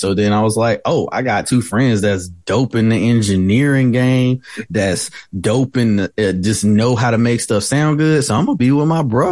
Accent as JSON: {"language": "English", "town": "Winston-Salem", "region": "North Carolina", "country": "United States", "tie": "born or raised there", "lives_now": "High Point, United States", "said": "I'm born and raised in Winston-Salem, recently moved to High Point"}